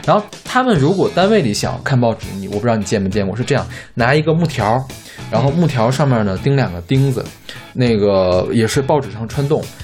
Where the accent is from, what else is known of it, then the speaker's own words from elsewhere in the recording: Mishan, Heilongjiang, China; moved away; 我原来在密山市，是有密山报的，我们家订过密山报